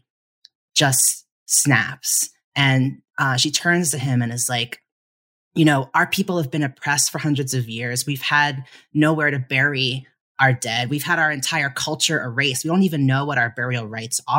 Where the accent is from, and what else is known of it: United States